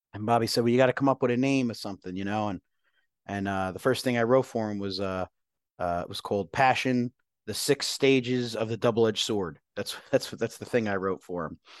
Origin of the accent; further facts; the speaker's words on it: Woodbridge, New Jersey, United States; moved away; I grew up in New Jersey, uh, grew up in this, uh, this town called Island, which is a section of Woodbridge Township.